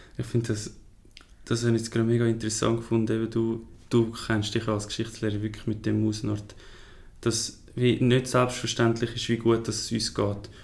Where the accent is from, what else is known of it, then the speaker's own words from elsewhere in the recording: Switzerland; wir als Schweizer